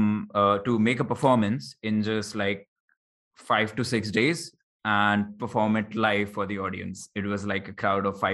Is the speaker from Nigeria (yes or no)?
no; Jaipur, Rajasthan, India; born or raised there